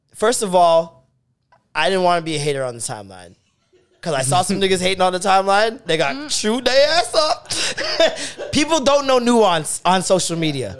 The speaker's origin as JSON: {"language": "English", "country": "Jamaica", "said": "I am Jamaican"}